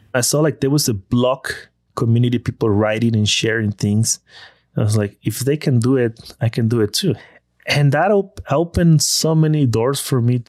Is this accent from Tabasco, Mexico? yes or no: yes; Villahermosa, Tabasco, Mexico; moved away as an adult; I'm from Tabasco.